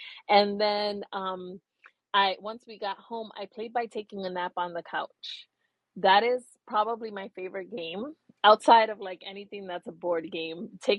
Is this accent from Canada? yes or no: no; Puerto Rico; So I am from Puerto Rico. I was born in Puerto Rico, and I spent my summers there.